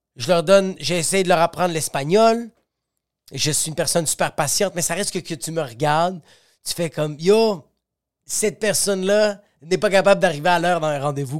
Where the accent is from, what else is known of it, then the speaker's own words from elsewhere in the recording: Quebec, Canada; je suis Canadien, Québécois